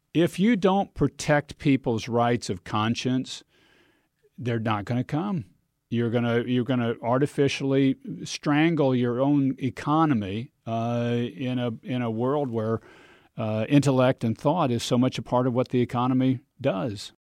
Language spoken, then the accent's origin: English; Kansas, United States; We're both from Kansas